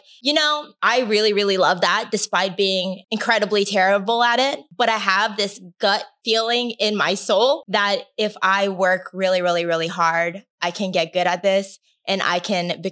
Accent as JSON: {"language": "English", "town": "Anaheim", "region": "California", "country": "United States", "tie": "born or raised there", "said": "I grew up in Anaheim. And Anaheim is in Orange County"}